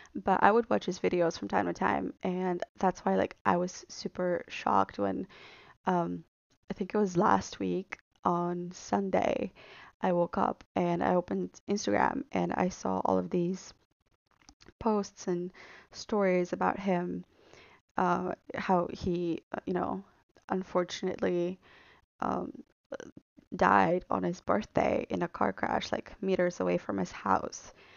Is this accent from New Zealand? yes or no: no; Bulgaria; moved away as an adult; also born or lived in London; I am from Bulgaria. but I do split my time between Sofia and London 'cause that's where I go to school